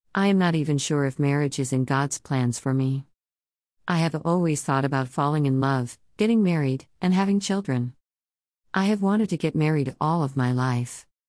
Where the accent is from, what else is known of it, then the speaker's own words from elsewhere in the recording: United States; I am a American with Polish, Jewish, German, and Russian ancestry.